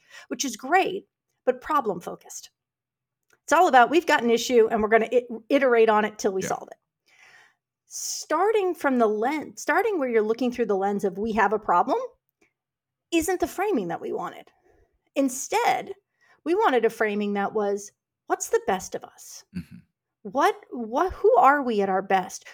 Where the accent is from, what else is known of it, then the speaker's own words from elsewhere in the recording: New York City, New York, United States; moved away as an adult; now in Houston, United States; I grew up in New York City